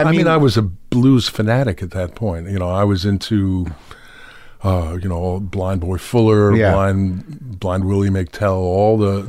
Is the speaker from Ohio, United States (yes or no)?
no; New York City, New York, United States; also born or lived in Skowhegan, Maine; I grew up in New York City.